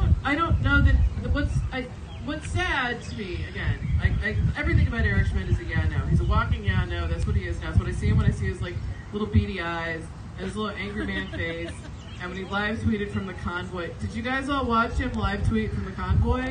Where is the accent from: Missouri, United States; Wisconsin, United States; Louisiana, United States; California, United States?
Missouri, United States; Webster Groves; I grew up in Webster to Mid County